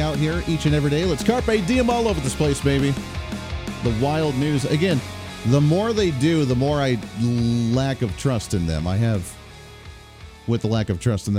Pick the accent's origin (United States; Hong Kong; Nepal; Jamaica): United States; Colorado; moved away as an adult; I left Colorado in 2014, 2015, and I spent my entire middle school and high school life there. I went to the broadcasting school there in Denver. I grew up in Colorado